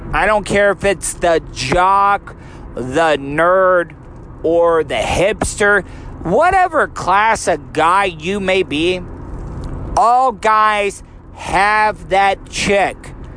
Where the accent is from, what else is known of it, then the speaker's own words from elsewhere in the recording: DeLeon Springs, Florida, United States; I grew up in a really small town, DeLeon Springs, Florida.